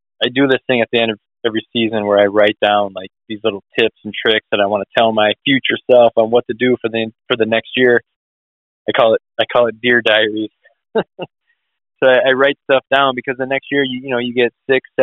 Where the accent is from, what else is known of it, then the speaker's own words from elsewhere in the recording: Wisconsin, United States; growing up in Wisconsin